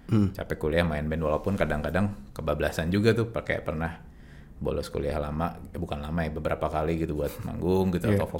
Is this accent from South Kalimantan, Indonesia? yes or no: no; Bandung, West Java, Indonesia; moved away as an adult; now in Jakarta, Indonesia; dari lahir gue di Bandung sampai kuliah gue di Bandung terus begitu lulus baru pindah ke Jakarta.